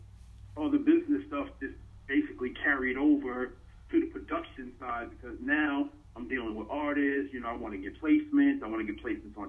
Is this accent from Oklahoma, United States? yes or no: no; New York City, New York, United States; Born and raised in Brooklyn, New York